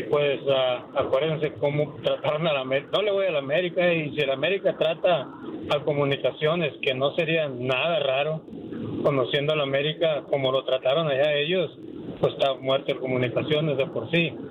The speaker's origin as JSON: {"language": "Spanish", "country": "Guatemala", "moved": "yes", "lives_now": "New York, United States", "said": "yo soy de Guatemala"}